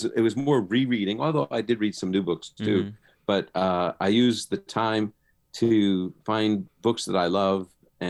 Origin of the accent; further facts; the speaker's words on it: New York City, New York, United States; now in Chicago, United States; I was born in the Holy Land of Brooklyn, Brooklyn, New York